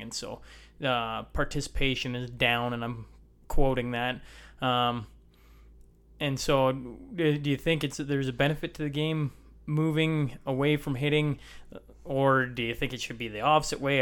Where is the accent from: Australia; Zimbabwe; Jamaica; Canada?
Canada; Lloydminster; also born or lived in Hillmond; I grew up just outside of Lloyd